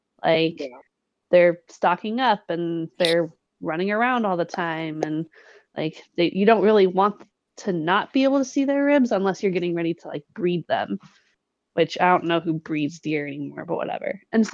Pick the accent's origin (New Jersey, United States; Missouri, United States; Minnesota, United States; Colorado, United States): Colorado, United States; we true Coloradans pride ourselves on a level of redneckness, while being able to maintain somewhat sophisticated decorum.